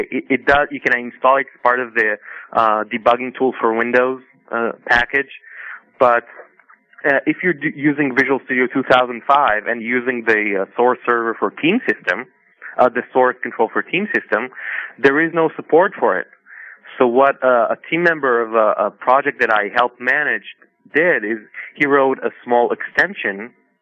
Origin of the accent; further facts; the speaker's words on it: Israel; I'm from Israel.